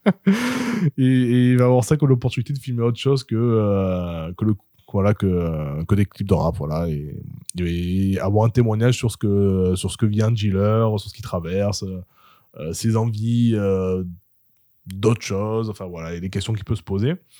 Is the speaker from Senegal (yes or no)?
no; Marseille, Provence-Alpes-Côte d'Azur, France; en tant que Marseillais